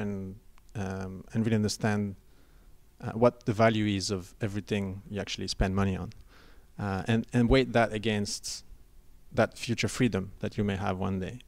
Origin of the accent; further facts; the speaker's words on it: Belgium; moved away as an adult; I'm an expat, and I came over here and there's no pension plan. Uh, and I was looking at ways of contributing back in my home country, which is Belgium